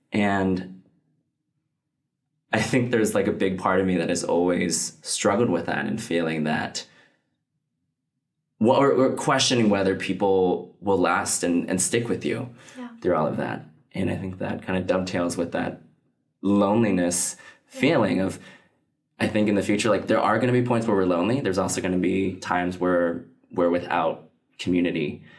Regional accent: United States; like I come from, like I'm Chinese American, fourth generation.

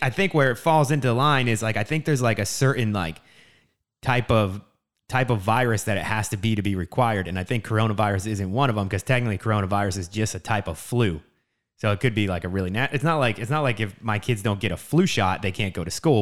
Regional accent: New Jersey, United States; moved away as an adult; also born or lived in San Diego, California; now in California, United States; I grew up in New Jersey, and, uh, really close to Philly, like, only thirty minutes outside

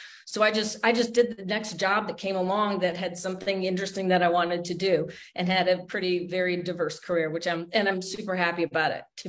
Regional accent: Michigan, United States; also born or lived in Allentown, Pennsylvania; I grew up in Michigan, mid-Michigan, right outside of Michigan International Speedway.

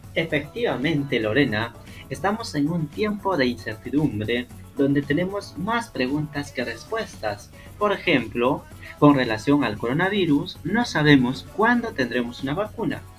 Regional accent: Peru

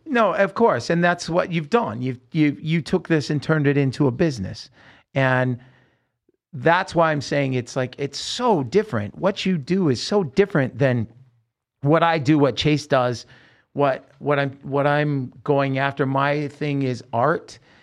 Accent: Salem, Oregon, United States; we're growing up in Salem, Oregon

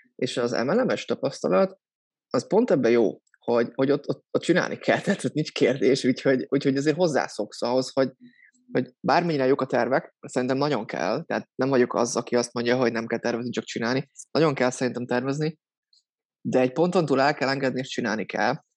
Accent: Soltvadkert, Bács-Kiskun, Hungary; moved away as an adult; now in Budapest, Hungary; Soltatkertről származom, ez Bácskiskó megyében egy kisváros. Pesten élek, hát gyakorlatilag az egyetem óta

